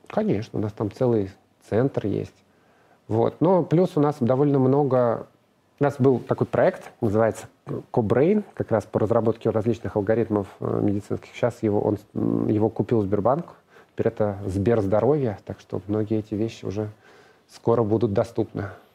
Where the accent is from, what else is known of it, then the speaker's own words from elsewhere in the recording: Moscow, Russia; Я москвич, родился в Москве